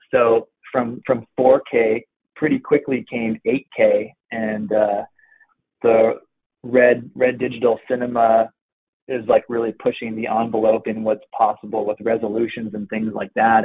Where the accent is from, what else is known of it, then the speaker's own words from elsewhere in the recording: Pacific Northwest, Oregon, United States; pretty much born and raised in the Pacific Northwest